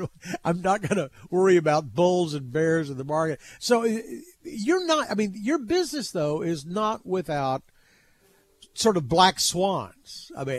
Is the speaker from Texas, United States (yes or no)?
yes; Texas, United States; as a Texan